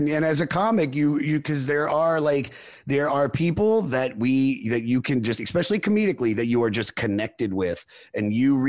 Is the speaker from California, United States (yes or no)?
no; Germantown, Maryland, United States; So I was born in the Washington, D.C. area in Montgomery County, Maryland, in a city called Germantown.